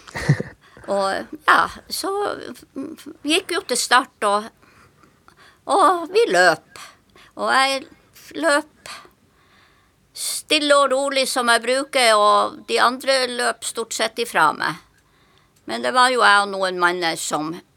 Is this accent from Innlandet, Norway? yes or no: no; Tromsø, Troms, Norway; now in Sørlandet, Norway; jeg er født i Tromsø, og som min mor og far og mine søsken bodde på ei øy som heter Håja. Det ligger utenfor Kvaløya, ut i, langt ute i havet. Og der jeg, bodde jeg til jeg var sju år.